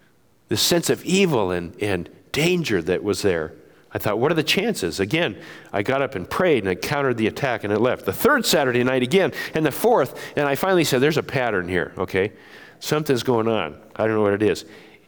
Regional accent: Japan; I grew up in Japan and as a son of missionaries

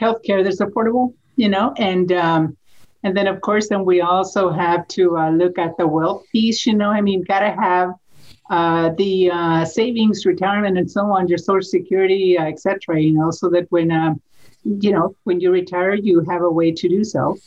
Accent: Idaho, United States; also born or lived in Washington, D.C.; I am from Idaho

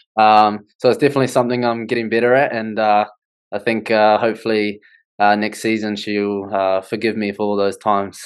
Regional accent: Wellington, New Zealand; I'm from Wellington

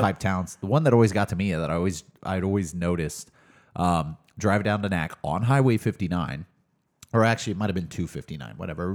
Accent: Mesquite, Texas, United States; also born or lived in Tyler, Texas; I grew up in Dallas, um, but did spend a lot of time in Tyler

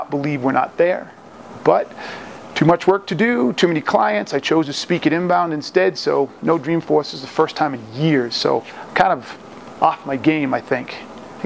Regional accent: Boston, Massachusetts, United States; now in Colorado, United States; I'm just getting back from Boston, my hometown

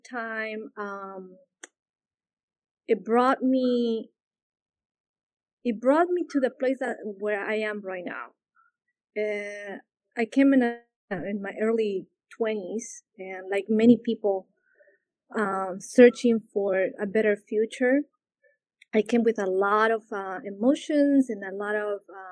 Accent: Lima, Peru; English is a second language; moved away as an adult; now in United States; I was born in Peru, born and raised in Peru.

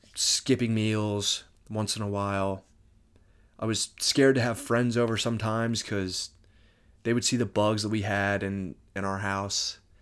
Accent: Moorestown, New Jersey, United States; I'm from Moorestown, New Jersey.

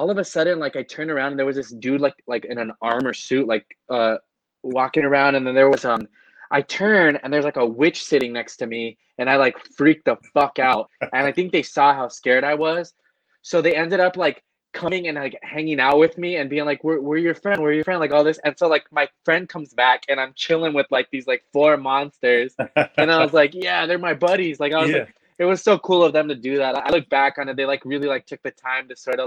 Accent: Los Angeles, California, United States

